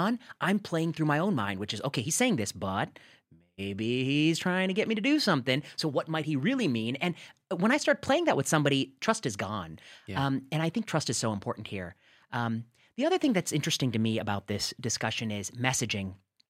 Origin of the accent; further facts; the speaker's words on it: Midwest, United States; As a nerdy Indian kid growing up in the Midwest, I had never been perceived as dangerous.